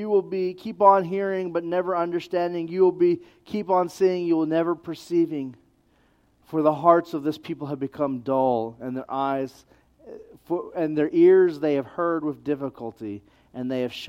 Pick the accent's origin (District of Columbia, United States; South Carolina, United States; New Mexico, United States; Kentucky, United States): New Mexico, United States; I'm from New Mexico